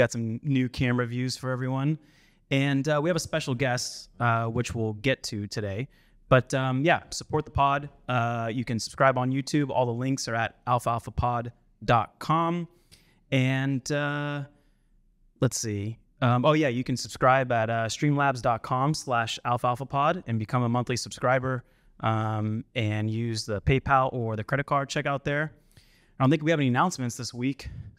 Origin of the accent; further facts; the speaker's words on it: Sacramento, California, United States; So we are also from Sacramento.